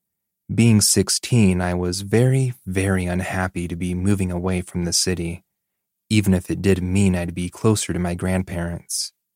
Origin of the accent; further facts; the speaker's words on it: Texas, United States; The first was when we were looking to move back to my hometown in Texas.